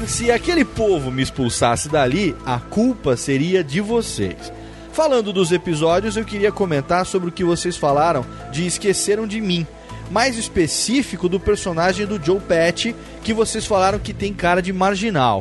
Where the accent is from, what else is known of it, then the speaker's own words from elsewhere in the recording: Brasília, Federal District, Brazil; sou de Brasília